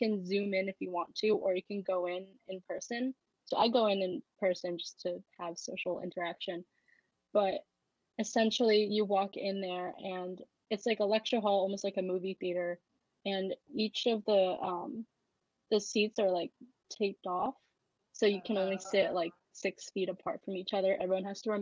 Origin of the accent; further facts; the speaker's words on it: right outside of the Philadelphia area, Pennsylvania, United States; also born or lived in Nanning, China / State College, Pennsylvania; I grew up right outside of the Philadelphia area.